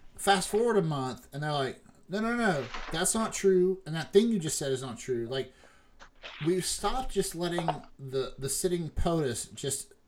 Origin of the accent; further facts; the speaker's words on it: West Virginia, United States; Shay and I are from West Virginia.